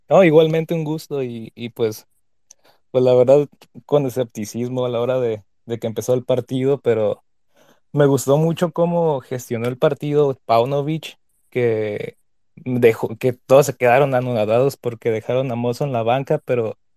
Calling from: Chicago, Illinois, United States; ¿Qué tal, viejo farsante? … de Chicago.

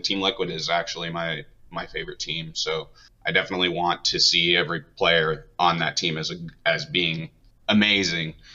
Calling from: Wenatchee, Washington, United States; I'm calling from Wenatchee, Washington

